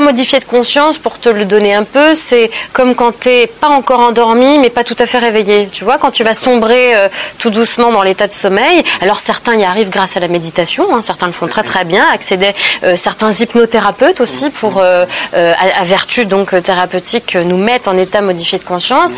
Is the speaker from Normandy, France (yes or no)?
yes; Normandy, France; je suis née dans la Normandie après-guerre